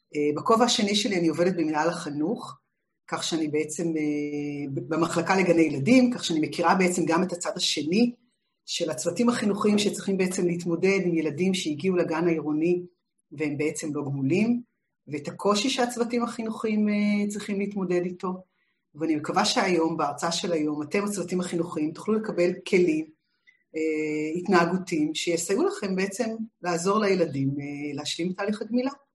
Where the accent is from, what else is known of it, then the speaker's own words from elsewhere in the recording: Israel; שגדלתי בשנות השישים בישראל